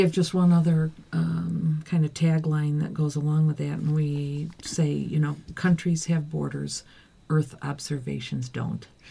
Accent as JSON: {"language": "English", "town": "Dalton", "region": "New York", "country": "United States", "moved": "yes", "lives_now": "Geneva, Switzerland", "said": "I'm from Dalton, New York"}